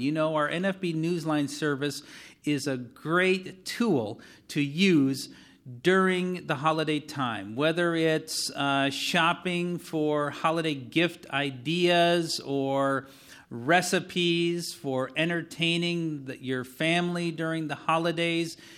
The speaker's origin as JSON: {"language": "English", "region": "Wisconsin", "country": "United States"}